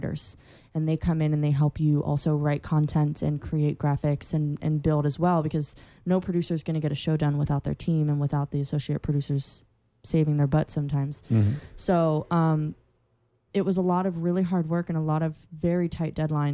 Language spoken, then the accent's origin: English; Central Florida, United States; I'm from Central Florida.